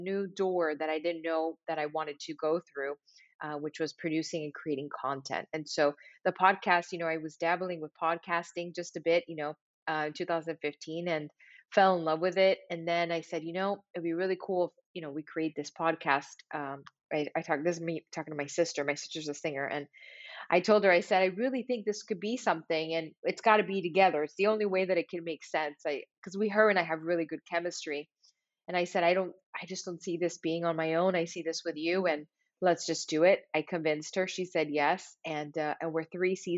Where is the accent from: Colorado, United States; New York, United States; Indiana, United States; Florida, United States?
Florida, United States; Miami; moved away as an adult; now in Los Angeles, United States; growing up in Miami, Florida